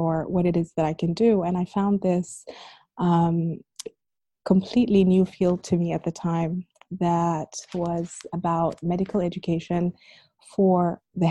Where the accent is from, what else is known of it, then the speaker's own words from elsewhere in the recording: Abu Dhabi, United Arab Emirates; also born or lived in Sudan; growing up here in Abu Dhabi, like when I started school, I was really, really young.